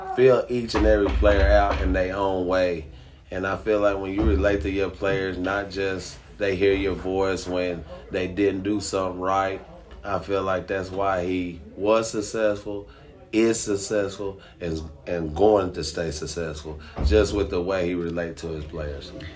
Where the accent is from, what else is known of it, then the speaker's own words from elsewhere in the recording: Tennessee, United States; I'm originally from Tennessee